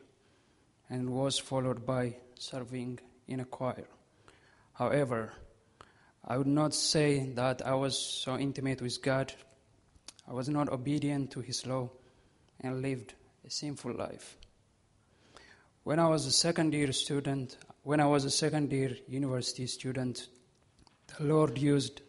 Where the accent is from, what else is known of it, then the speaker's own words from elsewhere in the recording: Ethiopia; moved away; I was born in Ethiopia on July 6, 1995